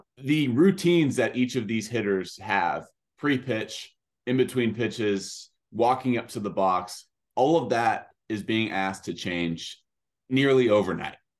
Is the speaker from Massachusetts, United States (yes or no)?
no; California, United States; I'm a California kid